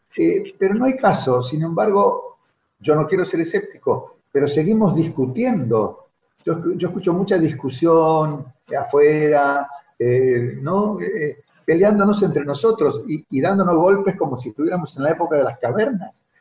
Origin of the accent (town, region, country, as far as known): Argentina